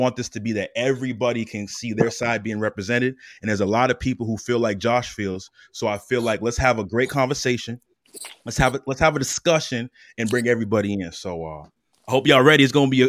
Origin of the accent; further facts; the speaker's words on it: Attleboro, Massachusetts, United States; He's from my hometown of Attleboro.